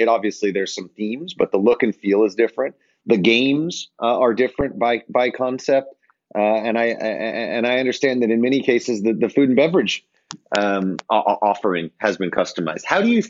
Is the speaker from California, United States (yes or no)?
yes; Sacramento, California, United States; I'm from Sacramento